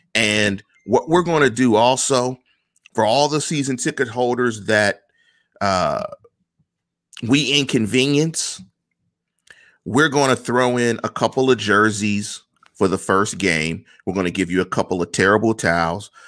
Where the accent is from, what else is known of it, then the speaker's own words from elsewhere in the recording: Pittsburgh, Pennsylvania, United States; I come from Manchester, neighborhood in Pittsburgh